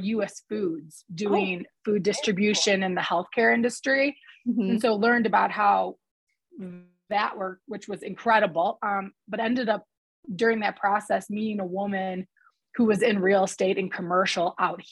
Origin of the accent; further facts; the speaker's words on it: Detroit, Michigan, United States; moved away as an adult; also born or lived in Chicago, Illinois; now in Park City, United States; I am actually originally from Detroit, Michigan